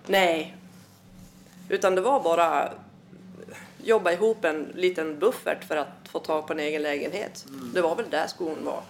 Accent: Malung, Dalarna County, Sweden; also born or lived in Uppsala / Svärdsjö; now in Falun, Sweden; uppvuxen i Malung

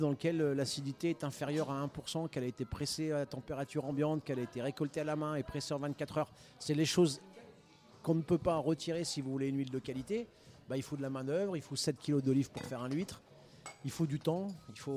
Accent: Denain, Hauts-de-France, France; born there; je suis né à Denain, ça fait pas rêver. hein et de parents italiens et de passeports italiens, de nationalité italienne.

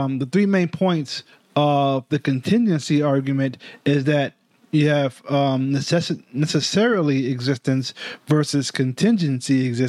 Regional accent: New York, United States; I'm a New Yorker.

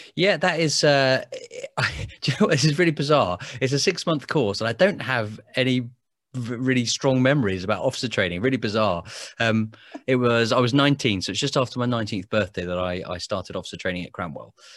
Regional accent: Biggin Hill, London, United Kingdom; I grew up in Biggin Hill in Kent

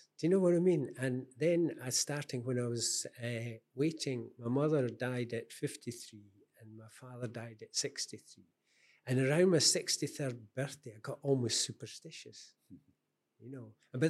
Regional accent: Scotland, United Kingdom; I'm very Scottish, but I haven't lived in Scotland for a long time. Mm. I've no desire to go back.

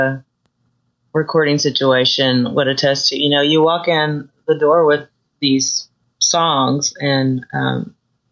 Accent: Dallas, Texas, United States; I grew up in Texas. I'm originally from the Dallas area

